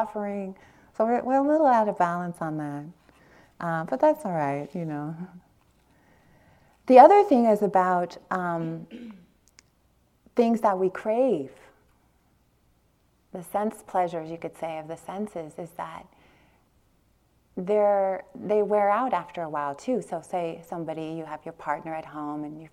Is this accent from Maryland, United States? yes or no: no; Long Beach, California, United States; I grew up in Long Beach, East Long Beach, Compton border in California